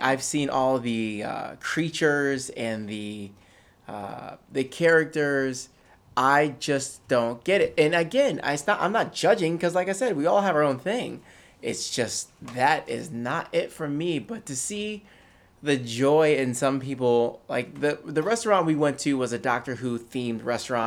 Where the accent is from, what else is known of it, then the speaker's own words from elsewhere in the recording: Poughkeepsie, New York, United States; moved away; I was born in Poughkeepsie, New York